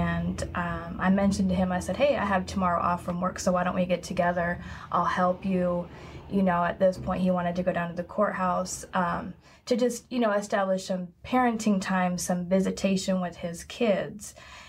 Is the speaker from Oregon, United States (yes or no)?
yes; Portland, Oregon, United States; also born or lived in Florida; I moved around when I was younger, but I'm originally from Portland, Oregon.